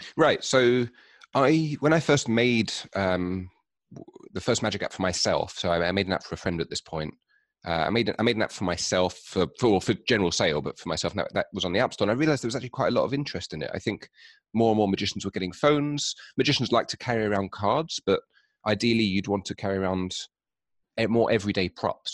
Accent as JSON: {"language": "English", "region": "London", "country": "United Kingdom", "said": "I'm from London, in England"}